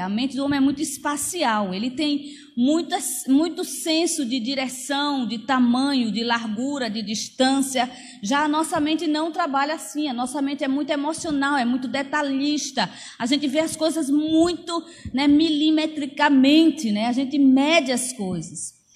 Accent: Amazon, Brazil; eu cresci na Amazônia

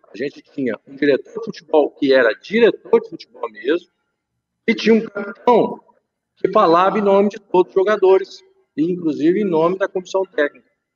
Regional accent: Minas Gerais, Brazil; also born or lived in interior of São Paulo / Lisbon, Portugal; apesar de ser mineiro

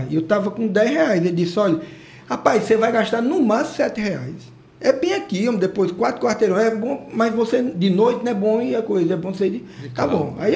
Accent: Goiás, Brazil; also born or lived in Tocantins; now in Nova Olinda, Brazil; eu fui criado lá no Goiás.

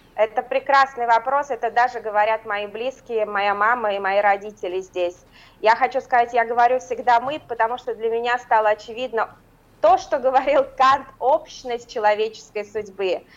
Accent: Ufa, Bashkortostan, Russia; moved away as an adult; now in Berlin, Germany; мою малую родину

